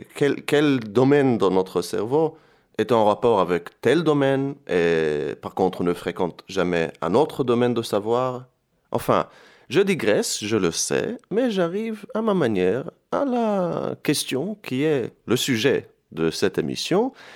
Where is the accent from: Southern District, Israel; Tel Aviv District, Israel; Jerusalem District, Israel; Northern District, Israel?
Jerusalem District, Israel; Jerusalem; moved away as an adult; also born or lived in France; now in Istanbul, Turkey; Je viens de Jérusalem, je suis originaire de Jérusalem